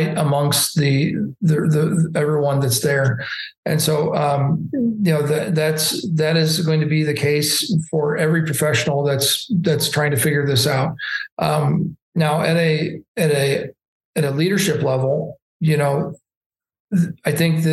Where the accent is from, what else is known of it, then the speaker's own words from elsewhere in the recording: Indianapolis, Indiana, United States; I'm from Indianapolis and we have the Indy 500